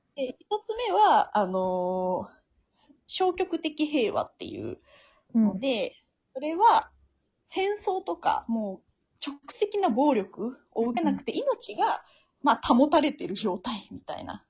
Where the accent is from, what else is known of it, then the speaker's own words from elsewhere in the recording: Tokushima, Japan; now in Tokyo, Japan; 徳島出身なんですけど、徳島で、なんか日教祖の絡みが結構強いらしく、なんか小学校6年生の時とかに